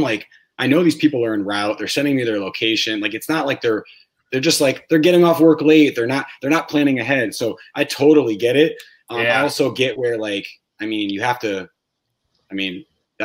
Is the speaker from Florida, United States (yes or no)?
no; Hartford, Connecticut, United States; moved away as an adult; also born or lived in Boston; I grew up in Hartford, Connecticut, and I moved to Boston in 2004